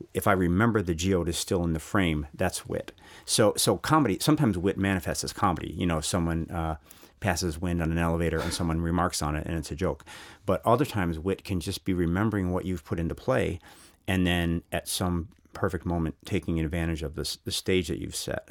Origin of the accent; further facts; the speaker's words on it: United States; as an American